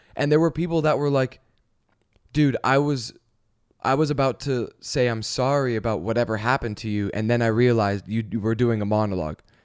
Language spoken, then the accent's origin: English; Canada; now in Los Angeles, United States; we're from Canada.